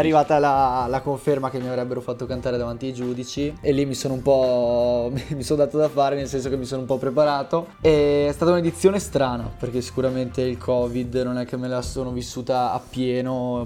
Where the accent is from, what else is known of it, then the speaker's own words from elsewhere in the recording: Veneto, Italy; vengo dal Veneto